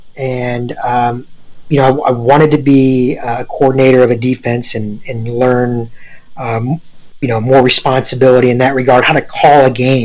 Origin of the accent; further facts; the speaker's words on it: Wadsworth, Ohio, United States; I'm from Wadsworth, right? You know, I'm from a suburb